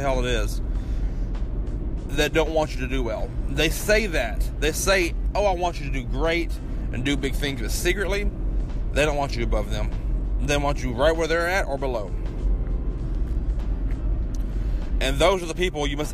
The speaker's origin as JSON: {"language": "English", "region": "Kentucky", "country": "United States", "tie": "born or raised there", "said": "my hometown in Kentucky"}